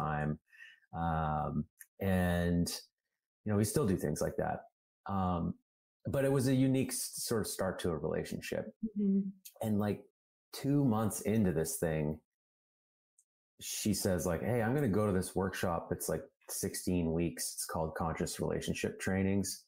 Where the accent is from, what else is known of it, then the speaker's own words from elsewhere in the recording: Calgary, Alberta, Canada; I grew up in Calgary, Alberta, which is like the Texas of Canada